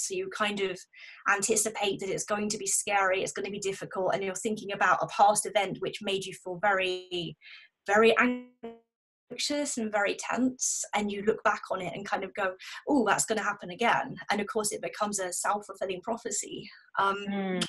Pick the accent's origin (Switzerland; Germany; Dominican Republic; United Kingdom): United Kingdom; South of England; moved away as an adult; also born or lived in the Midlands; I grew up in the south of England, and then I moved up to the Midlands, and just came back three years ago, back to my hometown